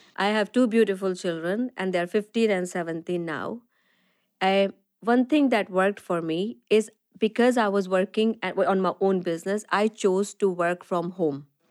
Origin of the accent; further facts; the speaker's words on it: Delhi, India; moved away as an adult; also born or lived in west of Scotland; now in Scotland, United Kingdom; I'm born and brought up in India, um, and I made, uh, most of my education was there, and I made my journey here to the west of Scotland from very sunny Delhi